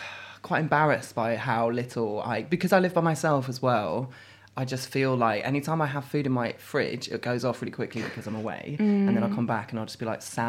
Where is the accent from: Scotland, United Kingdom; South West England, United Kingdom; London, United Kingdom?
South West England, United Kingdom; Forest of Dean, Gloucestershire; moved away; It's in Gloucestershire.